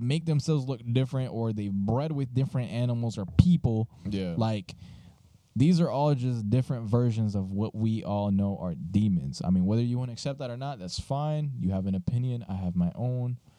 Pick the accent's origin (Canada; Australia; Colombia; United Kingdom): Colombia; now in United States; we were raised in Colombia, so it's very different over there.